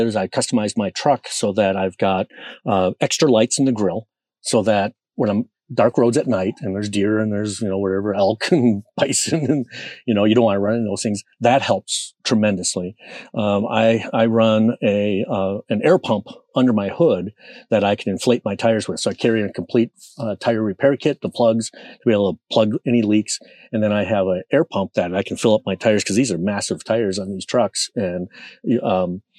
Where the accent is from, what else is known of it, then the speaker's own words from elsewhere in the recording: Minnesota, United States; I'm from Minnesota, you know, it's darn cold